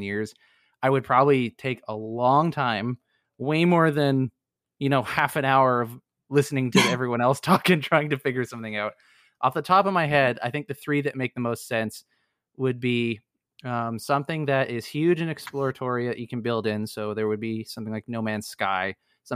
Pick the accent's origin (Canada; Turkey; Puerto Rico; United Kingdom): Canada; I am Canadian